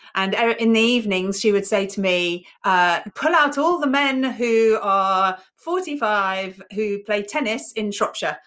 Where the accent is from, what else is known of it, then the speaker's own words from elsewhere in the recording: Ibiza, Balearic Islands, Spain; moved away; also born or lived in United Kingdom; I grew up in Ibiza, small island, um, you know, Paradise Island as it was back then.